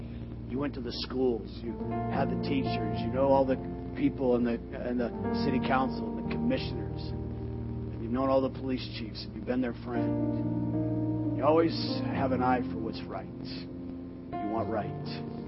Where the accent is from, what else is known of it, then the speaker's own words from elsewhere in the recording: West Coast, United States; now in Sanford, United States; I didn't grow up here. I grew up on the West Coast.